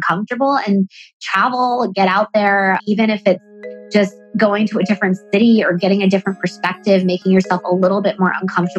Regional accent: Pakistan; accent: American; also born or lived in Dubai, United Arab Emirates / Bangladesh; I was born in Dubai. My mom is from Bangladesh. My dad is from Pakistan. I lived in Bangladesh for elementary school and Pakistan for middle and high school. I went to international schools overseas, which explains the American accent.

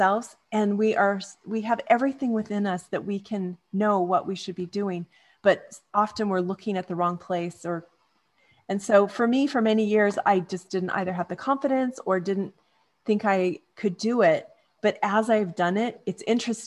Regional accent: Canada; also born or lived in California / Manhattan Beach / North Dallas, Texas; now in Dallas, United States; I grew up in Canada.

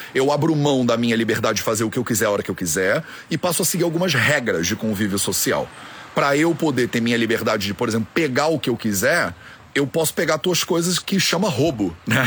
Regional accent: Brazil; eu sou brasileiro

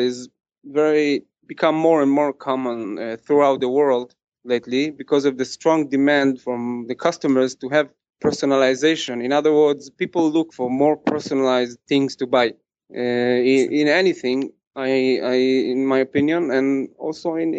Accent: Kfar Chabad, Central District, Israel; I was born in Israel, grew up in Kfar Chabad.

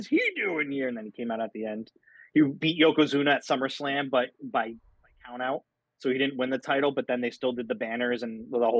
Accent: St. Louis, Missouri, United States; Alex drew a blank on Marshall Faulk, even though I grew up in St. Louis.

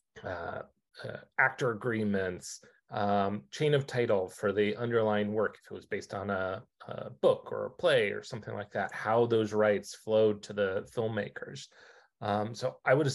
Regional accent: United States; moved away as an adult; also born or lived in Pennsylvania / New York / Beverly Hills; now in Los Angeles, United States; I grew up outside of Washington

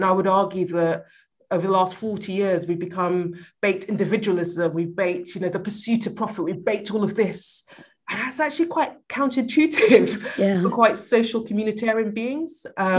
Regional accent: Sierra Leone; also born or lived in Liberia; I was born in Liberia and then moved to Sierra Leone. So my dad's Liberian, my mom's Sierra Leonean, and me and my brothers were from both countries.

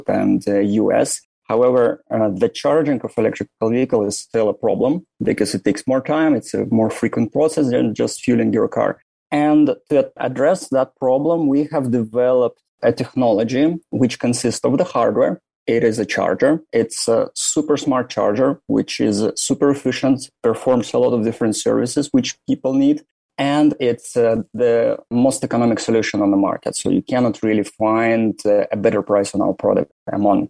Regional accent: Russia; moved away as an adult; also born or lived in St. Petersburg, Russia / Moscow, Russia / Germany / Ireland; now in Turin, Italy; I was born in Russia, far, far away from Moscow, approximately 4,000 kilometers on the east, on Lake Baikal

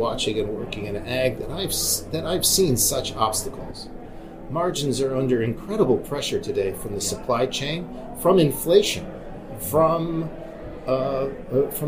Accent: Wyoming, United States; I grew up in Wyoming.

